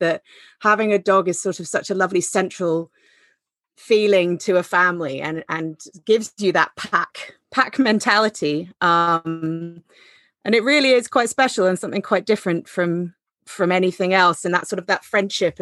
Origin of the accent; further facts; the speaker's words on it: Henley-on-Thames, South East England, United Kingdom; moved away; I come from Henley originally, but moved back here a couple of years ago.